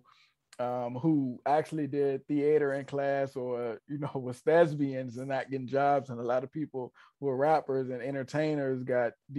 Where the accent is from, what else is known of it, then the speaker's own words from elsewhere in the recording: Richmond, Virginia, United States; I'm from Richmond